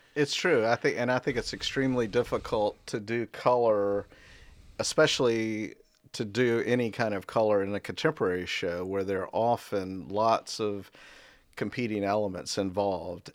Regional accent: Raleigh, North Carolina, United States; also born or lived in Statesville, North Carolina; I was born in Statesville, North Carolina, and my family moved to Raleigh probably before I was two. And so I lived in Raleigh until going to Carolina in 75.

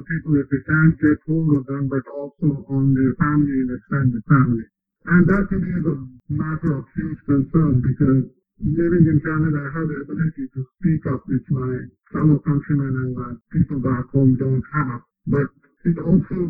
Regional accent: Jammu and Kashmir, India; moved away as an adult; I was born and brought up in Kashmir and lived there till the early 90s

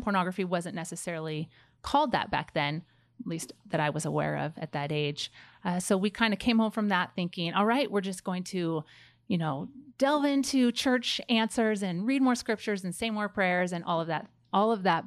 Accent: Pleasanton, California, United States; moved away as an adult; also born or lived in Rexburg, Idaho; I grew up in Pleasanton, which is the Bay Area of California

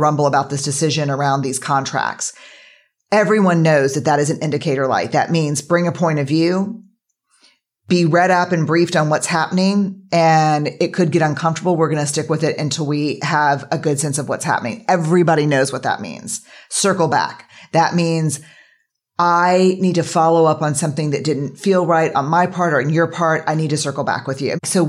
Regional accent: Texas, United States; Because we're from Texas.

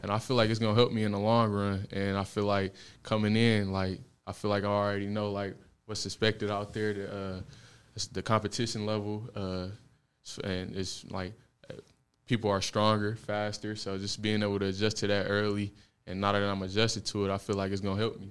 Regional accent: Detroit, Michigan, United States; I'm from Detroit, Michigan

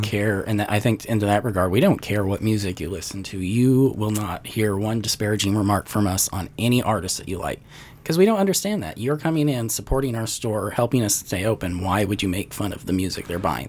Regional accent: Glasgow, Montana, United States; also born or lived in Florida; now in Nashville, United States; I was born and raised in Montana

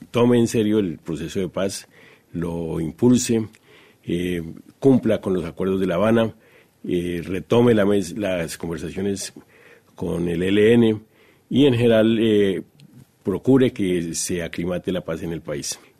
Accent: Colombia; Como colombianos estamos comprometidos con la paz.

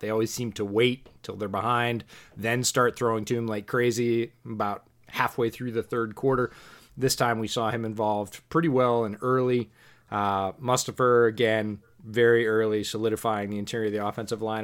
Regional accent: New York, United States; also born or lived in West Coast, United States; now in Washington, United States; I grew up in New York. I currently live on the West Coast.

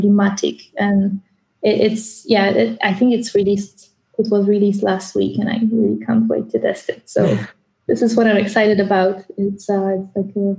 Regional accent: Poland; moved away; I come from Poland, so I'm just around the corner for a change.

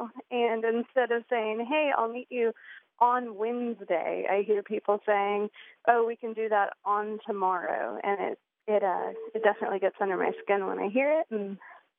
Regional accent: Tallahassee, Florida, United States; also born or lived in Illinois; now in Monticello, United States; I grew up in Tallahassee. I've lived in Monticello for about 7 years

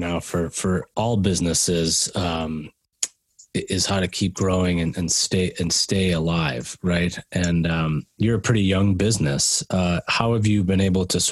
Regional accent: Oak Park, Illinois, United States; moved away; also born or lived in Madison, Wisconsin / Boulder, Colorado / Longmont, Colorado; I grew up in Oak Park, Illinois

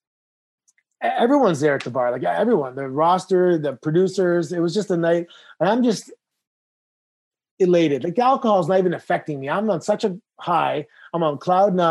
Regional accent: Toronto, Ontario, Canada; I grew up in Toronto in the 90s

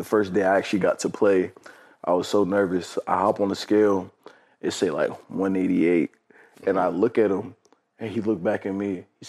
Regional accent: Maryland, United States; also born or lived in Honolulu / Washington; Well, I was born in Honolulu, Hawaii, moved from Honolulu, Hawaii to the state of Washington. And then from Washington, we moved to Maryland. I didn't really start playing sports until I got to Maryland.

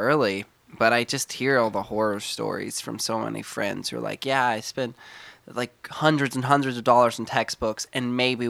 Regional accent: California City, California, United States; also born or lived in San Luis Obispo; So, I wasn't born in California City, but I spent, I think, around four and a half years old is when we moved there. But I was born in San Luis Obispo, Northern California.

